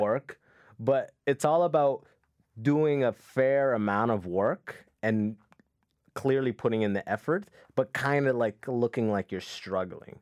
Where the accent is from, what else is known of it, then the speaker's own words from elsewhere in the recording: London, Ontario, Canada; also born or lived in Sudan; my hometown, London, Ontario